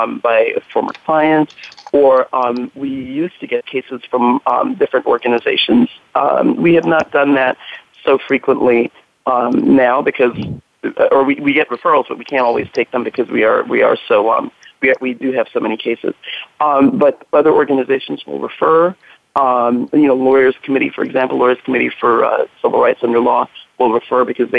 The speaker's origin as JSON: {"language": "English", "town": "New York City", "region": "New York", "country": "United States", "tie": "born or raised there", "also_born_or_lived": "Belize", "moved": "as an adult", "lives_now": "Northern California, United States", "said": "I grew up in New York City, and in New York we have tons of mobile services"}